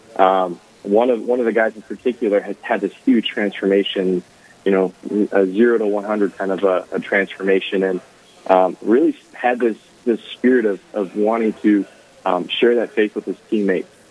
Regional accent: Mankato, Minnesota, United States; also born or lived in Eagle Lake, Minnesota; I grew up in the in the Mankato area, going through the Catholic school system

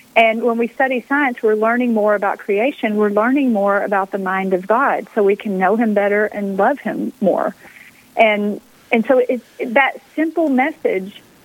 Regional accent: Texas, United States; moved away as an adult; also born or lived in Pennsylvania; I grew up in Texas

